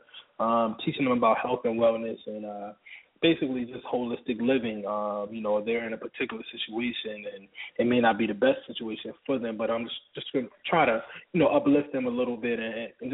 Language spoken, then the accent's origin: English; Baltimore, Maryland, United States; now in Atlanta, United States; I'm from Baltimore originally. I live in Atlanta right now